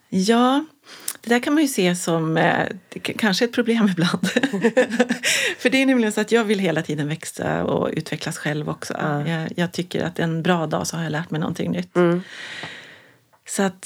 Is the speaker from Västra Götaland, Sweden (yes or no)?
no; Kiruna, Norrbotten County, Sweden; växte jag upp i Kiruna